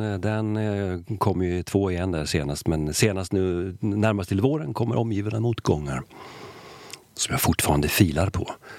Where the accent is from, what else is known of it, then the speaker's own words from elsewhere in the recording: Sweden; jag är ju svensk